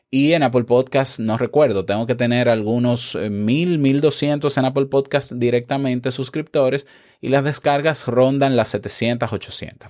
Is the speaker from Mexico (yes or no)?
no; Dominican Republic; como decimos en mi país, República Dominicana, un maco